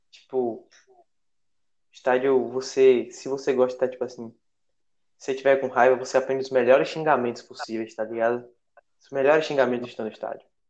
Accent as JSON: {"language": "Portuguese", "town": "Feira de Santana", "region": "Bahia", "country": "Brazil", "tie": "born or raised there", "said": "eu sou de, natural de Feira de Santana"}